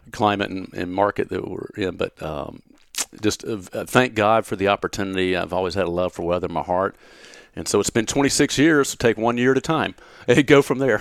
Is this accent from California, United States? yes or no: no; Gaffney, South Carolina, United States; born or raised there; now in Knoxville, United States